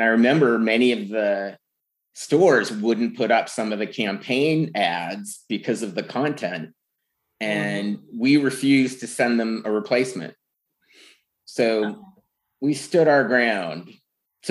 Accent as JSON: {"language": "English", "town": "San Francisco", "region": "California", "country": "United States", "tie": "born or raised there", "said": "growing up in San Francisco"}